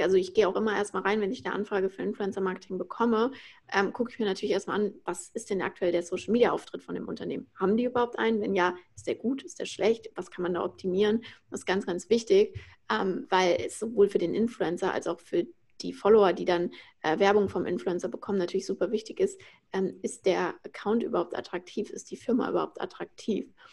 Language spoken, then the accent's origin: German; Frankfurt, Hesse, Germany; moved away as an adult; now in Berlin, Germany; Ich bin aus Frankfurt, ähm, bin gerade nach Berlin gezogen jetzt 2020